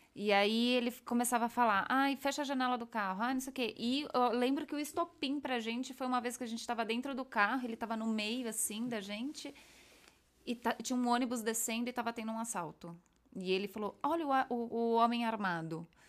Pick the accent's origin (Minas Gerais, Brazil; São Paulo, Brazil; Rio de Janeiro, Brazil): São Paulo, Brazil; moved away as an adult; now in Madrid, Spain; Paulistana, não, sou não. da Zona Norte